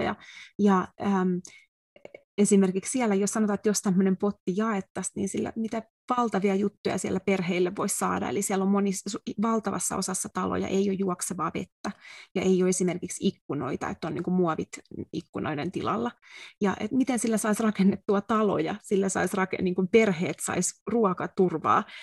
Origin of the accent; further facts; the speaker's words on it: Finland; moved away as an adult; now in United States; sanoin, että from Finland